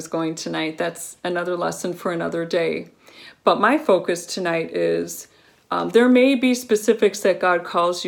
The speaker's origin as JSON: {"language": "English", "region": "Colorado", "country": "United States", "tie": "born or raised there", "said": "growing up in Colorado, my family was part"}